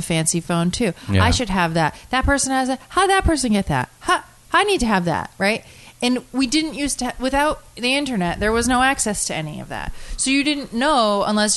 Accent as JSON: {"language": "English", "region": "Connecticut", "country": "United States", "said": "I'm from Connecticut"}